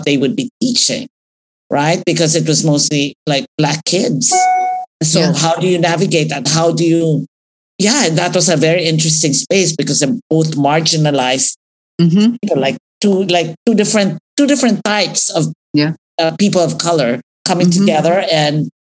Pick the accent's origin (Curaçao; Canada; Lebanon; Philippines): Philippines; also born or lived in Bicol; now in United States; I grew up in the Philippines, but I was an adult in the US